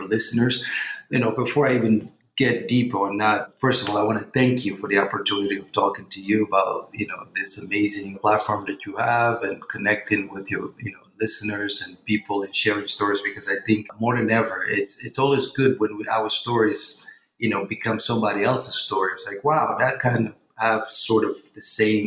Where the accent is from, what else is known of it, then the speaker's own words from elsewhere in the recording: Portugal; also born or lived in Guinea-Bissau / London, United Kingdom; now in New York, United States; I was born in Guinea-Bissau, you know, grew up in Portugal, educated in London, and now I reside in New York for the past